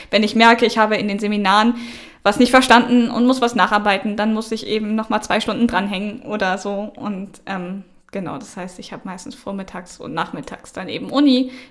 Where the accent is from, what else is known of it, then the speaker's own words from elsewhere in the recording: Northern Germany, Germany; Ich komme aus dem Norden, da haben wir eigentlich alle protestantischen äh, Unterricht in Religion